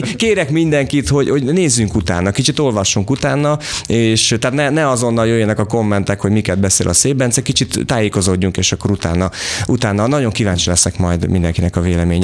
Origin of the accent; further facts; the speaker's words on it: Vas, Hungary; moved away; én Vasmegyei vagyok